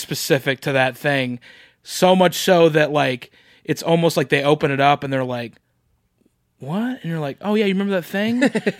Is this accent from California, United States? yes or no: no; Oklahoma, United States; I'm from Oklahoma